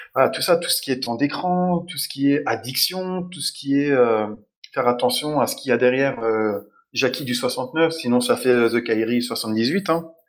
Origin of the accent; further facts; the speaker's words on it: Dijon, Bourgogne-Franche-Comté, France; je suis de Dijon aussi